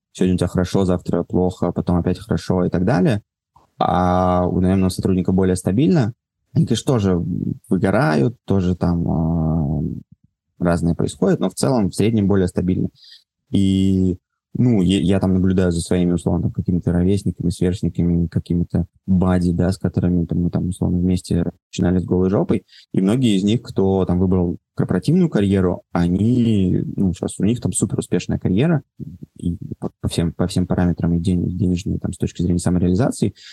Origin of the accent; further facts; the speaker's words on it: Moscow, Russia; Давай так, я родился, вырос в Москве.